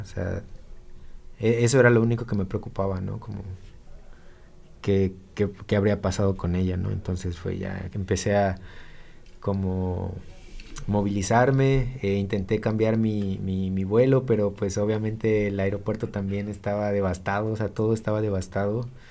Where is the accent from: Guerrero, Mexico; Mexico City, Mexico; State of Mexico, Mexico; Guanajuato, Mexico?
Guerrero, Mexico; Acapulco; moved away; yo soy originario de Acapulco